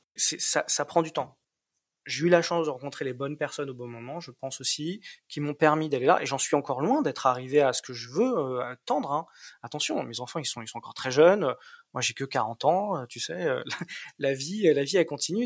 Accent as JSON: {"language": "French", "country": "France", "moved": "yes", "lives_now": "Berlin, Germany", "said": "je me sens berlinois, je me sens vivre à Berlin, même si sur les papiers on est on est on est on est français"}